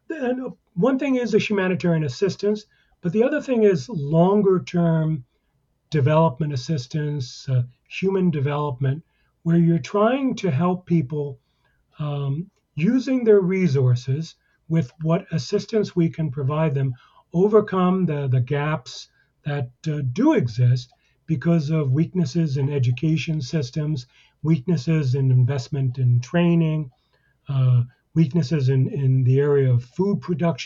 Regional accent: United States; I'm an American

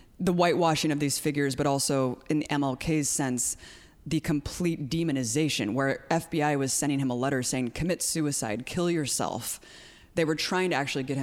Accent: United States

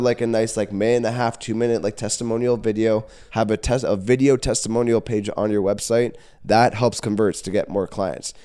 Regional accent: Caledon, Ontario, Canada; I was born and raised in Caledon

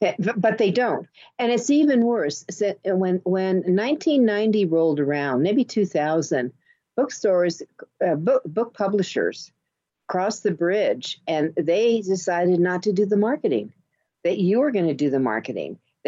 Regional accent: New York, United States; You know, I came from New York

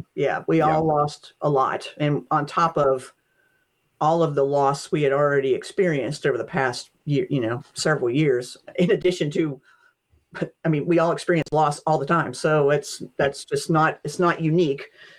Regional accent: Appalachia, United States; My great grandmother told stories. That's just part of, you know, growing up in Appalachia, you know

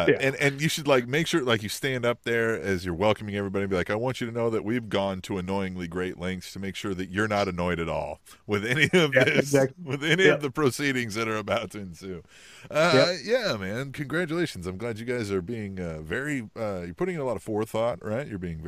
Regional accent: New York, United States; This was in Manhattan, like my hometown.

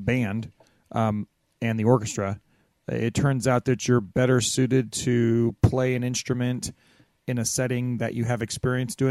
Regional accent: Riverside, California, United States; moved away as an adult; also born or lived in Los Angeles; now in San Fernando Valley, United States; your grandparents and I grew up in Riverside

